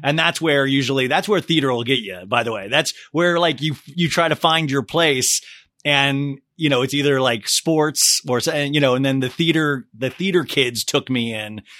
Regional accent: Olathe, Kansas, United States; as a little kid, I grew up in Olathe, Kansas

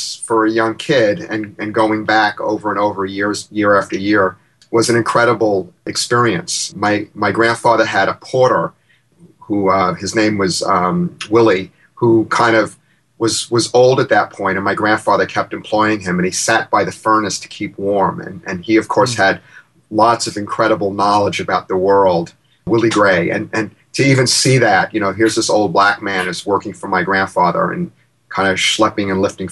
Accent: Long Island, New York, United States; also born or lived in Bronx, New York; I was born in the Bronx, and when I was three, my parents, like folks in their generation, moved out to suburbia. I grew up on Long Island

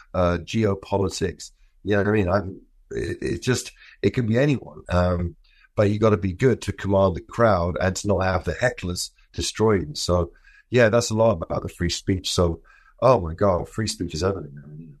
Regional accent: London, United Kingdom; I'm from London.

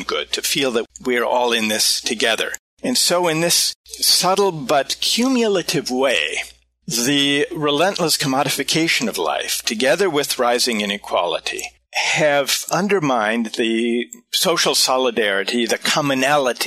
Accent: Minnesota, United States; I'm from the Midwest, from Minnesota

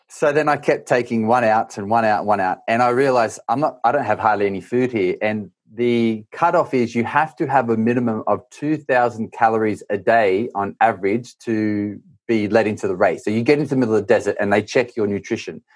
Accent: Australia; moved away; I grew up in Australia

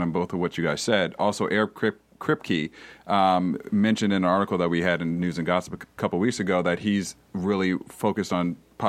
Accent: Dayton, Ohio, United States; I'm from Dayton, Ohio.

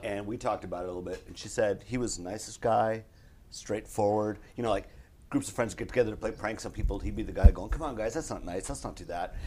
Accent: Wisconsin, United States; now in Los Angeles, United States; I'm from Wisconsin.

